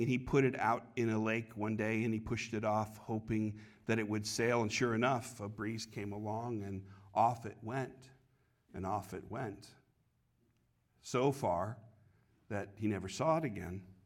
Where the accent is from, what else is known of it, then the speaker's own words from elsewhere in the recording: Connecticut, United States; now in Copley, United States; When I was a kid, uh, growing up in Connecticut, we had redemption centers